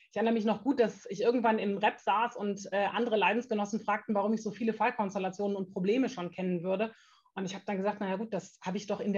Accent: Germany; Ich komme tatsächlich äh, gar nicht so weit entfernt. Ungefähr äh, 40 Kilometer sind es aus meinem Heimatort bis nach Bielefeld.

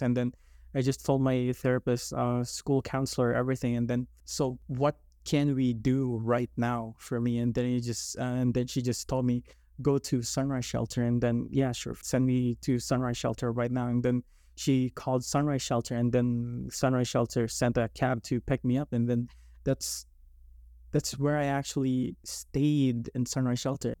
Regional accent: Philippines; moved away; I grew up in the Philippines

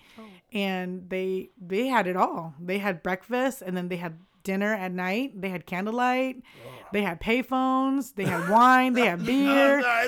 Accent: Vietnam; So we're Chinese from Vietnam, but people think that we're Korean because it's very Korean last name.

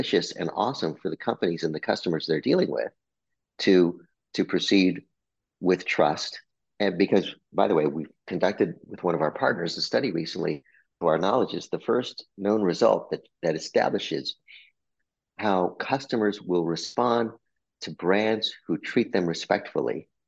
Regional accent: Albuquerque, New Mexico, United States; moved away; I'm a Mexican-American kid from Albuquerque, New Mexico. I was born in New Mexico.

